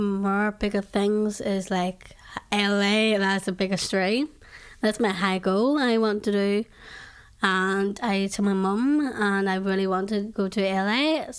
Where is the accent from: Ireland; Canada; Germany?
Ireland; I'm from Ireland.